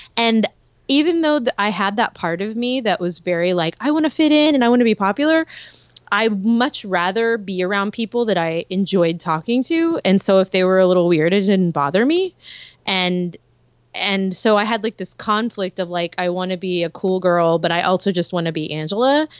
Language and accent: English; Texas, United States; I am a Texan